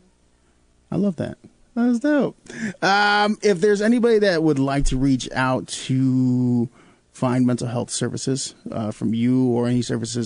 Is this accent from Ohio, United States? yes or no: no; Chicago, Illinois, United States; moved away as an adult; now in Peoria, United States; I'm coming from Chicago, born and raised